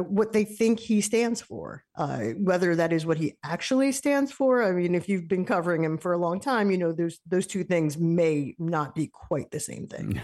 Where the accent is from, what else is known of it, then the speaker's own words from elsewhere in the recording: New York, United States; now in Massachusetts, United States; I'm a New Yorker.